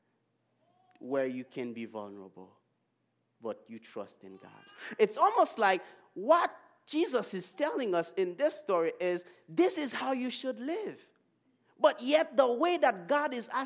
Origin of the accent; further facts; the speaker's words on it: Haiti; moved away; I grew up in Haiti